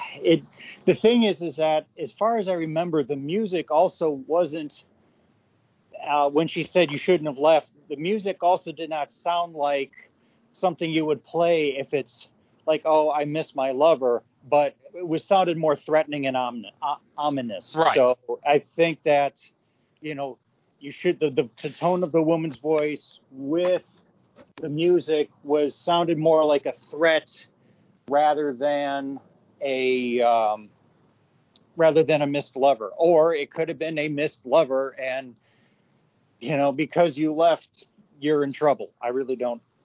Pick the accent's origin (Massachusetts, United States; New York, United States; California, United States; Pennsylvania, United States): New York, United States; upstate; I grew up in the North. I grew up in upstate New York